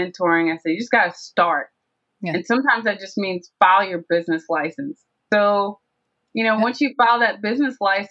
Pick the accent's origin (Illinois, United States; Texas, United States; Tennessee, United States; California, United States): Tennessee, United States; moved away as an adult; also born or lived in Georgia; I went down to Tennessee where we all grew up, to my hometown